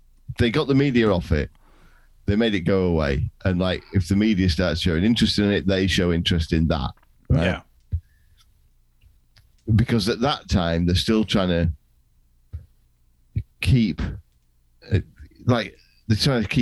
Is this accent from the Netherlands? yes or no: no; England, United Kingdom; I'm from England